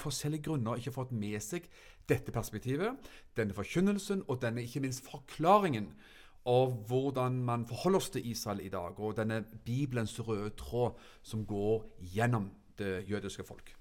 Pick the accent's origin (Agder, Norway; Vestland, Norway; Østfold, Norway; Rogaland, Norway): Agder, Norway; Froland; hjemme i Froland